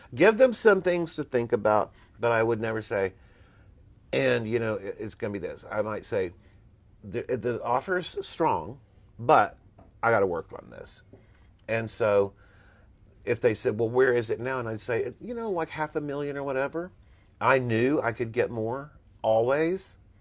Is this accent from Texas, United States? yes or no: yes; Texas, United States; moved away as an adult; Here I come from Texas